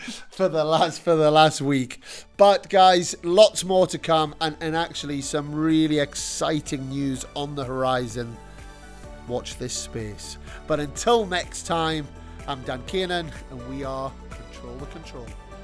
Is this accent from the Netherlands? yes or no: no; Newcastle upon Tyne, North East England, United Kingdom; as a Geordie